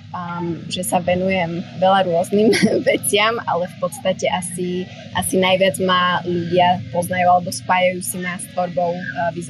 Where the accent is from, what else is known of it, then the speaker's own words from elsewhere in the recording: Slovakia; moved away as an adult; also born or lived in New York / Amsterdam / Prague / Tel Aviv; now in Bali, Indonesia; no ja som teda zo Slovenska.